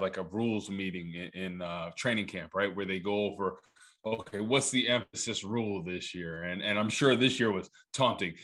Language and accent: English; New Jersey, United States; I'm from New Jersey